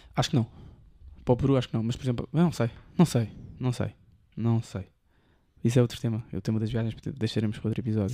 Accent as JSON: {"language": "Portuguese", "town": "Almada", "region": "Setúbal", "country": "Portugal", "tie": "born or raised there", "also_born_or_lived": "Lisbon", "said": "apanhar o barco de, de volta para Almada e iria para a minha zona"}